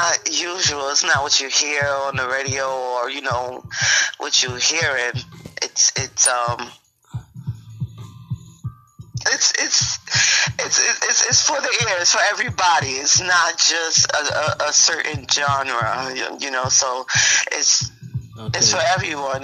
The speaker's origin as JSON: {"language": "English", "town": "New York City", "region": "New York", "country": "United States", "tie": "born or raised there", "said": "I was born at Brookdale Hospital"}